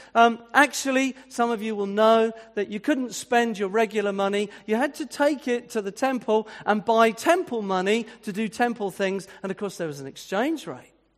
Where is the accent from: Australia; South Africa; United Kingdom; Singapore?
United Kingdom; Winchester, South East England; moved away; I was brought up in the sixties and in a town like Winchester, which was my hometown